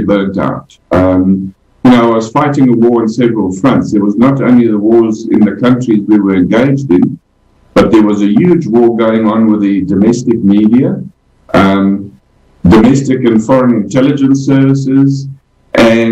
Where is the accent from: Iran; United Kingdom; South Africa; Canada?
South Africa; also born or lived in Zambia; I was born in Zambia, which was then known as Northern Rhodesia. My dad and my mum eventually moved south, for many reasons, primarily work reasons, and I ended up in South Africa, went into the South African Army